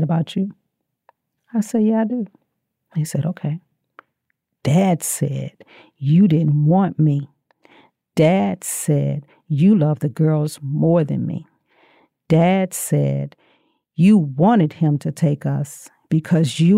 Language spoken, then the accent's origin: English; Louisiana, United States; I'm from Louisiana?